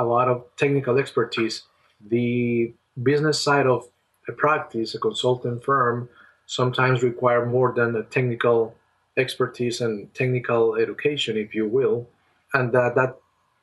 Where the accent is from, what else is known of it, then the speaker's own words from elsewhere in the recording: Colombia; moved away as an adult; I have a family member who used to work in my home country in Colombia